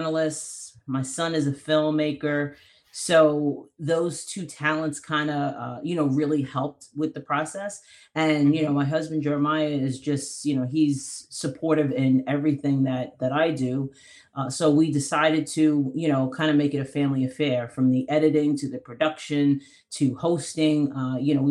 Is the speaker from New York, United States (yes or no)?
yes; Long Island, New York, United States; I'm from Long Island